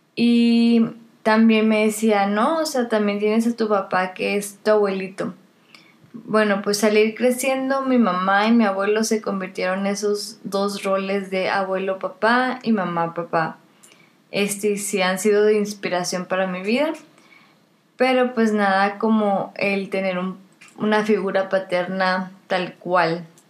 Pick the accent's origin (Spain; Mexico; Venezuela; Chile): Mexico; Monterrey, Nuevo León; also born or lived in Kingsville, Texas; Casi toda mi vida he vivido aquí en Monterrey, excepto por tres años que estuve en Kingsville, Texas, y tres meses en Perú, en Lima, Perú.